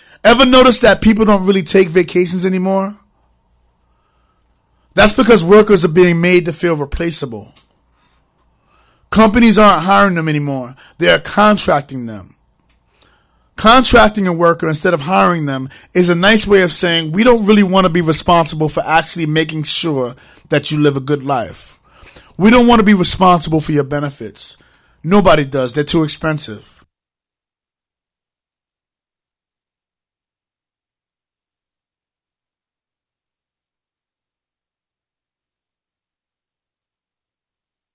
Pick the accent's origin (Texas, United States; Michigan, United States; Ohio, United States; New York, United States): New York, United States; now in Hartford, United States; I'm from Harlem